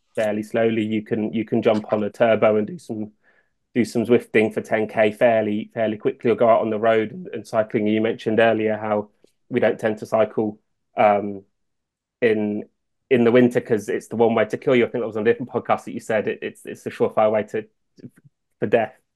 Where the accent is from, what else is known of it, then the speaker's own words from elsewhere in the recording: Northamptonshire, East Midlands, United Kingdom; I grew up in Northamptonshire